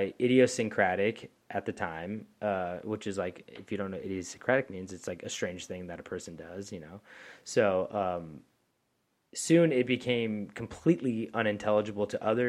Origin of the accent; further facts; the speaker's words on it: Louisiana, United States; Like, oh yeah, how y'all going? Hold on, I'm from Louisiana.